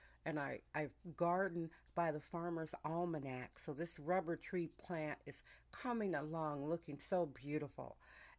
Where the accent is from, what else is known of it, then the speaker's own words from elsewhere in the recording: Milwaukee, Wisconsin, United States; now in California, United States; I was born in Milwaukee, Wisconsin, a very pastoral place, and our yard had a working garden, fruit trees, and flowers. So I'm used to a pastoral atmosphere. I'm used to flowers. That's how I was raised, with hollyhocks, bumblebees, and butterflies.